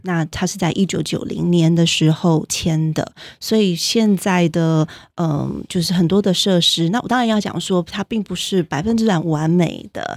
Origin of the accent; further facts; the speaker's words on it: Taiwan; moved away; also born or lived in United States; 我如果通常在美国的时候就会强调说我是台湾人